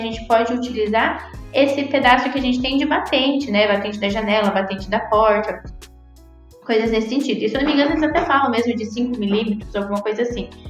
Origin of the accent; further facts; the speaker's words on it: Cascavel, Paraná, Brazil; eu sou de Cascavel, né, aqui no interior do Paraná